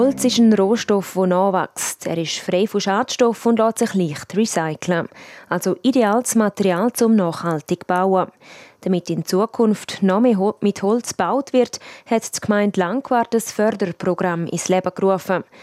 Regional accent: Graubünden, Switzerland; bei uns in Graubünden

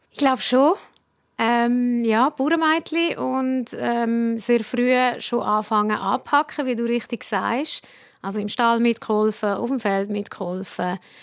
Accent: Prättigau, Graubünden, Switzerland; accent: Prättigauer Dialekt; mein Prättigauer Dialekt

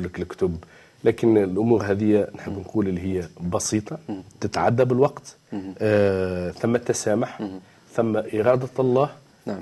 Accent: Tunisia; وعندنا في تونس

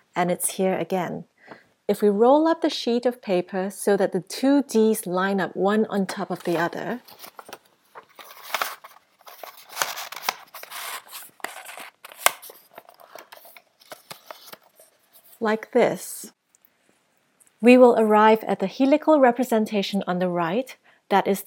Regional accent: Singapore; moved away; also born or lived in United States; Although born in the United States, I grew up in Singapore.

